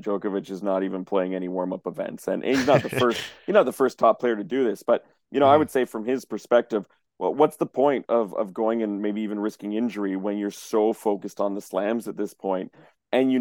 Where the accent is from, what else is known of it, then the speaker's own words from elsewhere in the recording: Canada; I'm Canadian